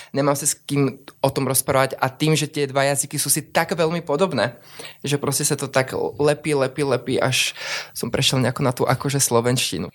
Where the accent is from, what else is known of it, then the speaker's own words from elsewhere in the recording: South Moravian Region, Czechia; moved away as an adult; now in Trnava, Slovakia; ja pochádzam z Moravy, z takej malej dedinky, ktorá sa volá Šepkovice